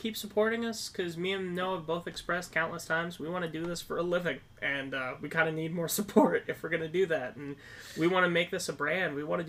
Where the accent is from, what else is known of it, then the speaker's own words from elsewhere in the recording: Minnesota, United States; We're from Minnesota